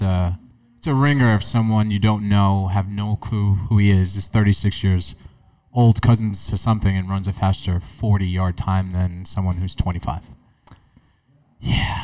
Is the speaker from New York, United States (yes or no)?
yes; New York City, New York, United States; growing up in New York City